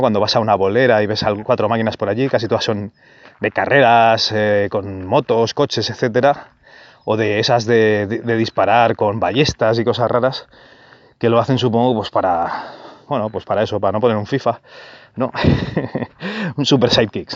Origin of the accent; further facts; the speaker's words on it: Barcelona, Catalonia, Spain; yo nací en Barcelona, y el primer salón recreativo que, fue, que fui fue con, con José Tutor, un compañero de colegio